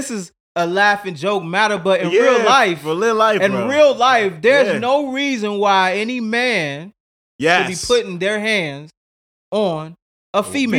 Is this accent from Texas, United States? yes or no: no; Chicago, Illinois, United States; And so, you know, for me, growing up on the South Side of Chicago as well, along with the West Side